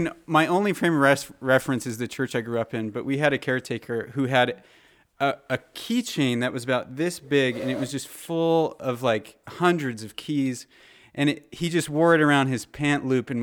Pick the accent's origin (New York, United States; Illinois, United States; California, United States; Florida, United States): California, United States; Jordan, two California boys here. Sorry, you gotta. I agree. I grew up in Southern California.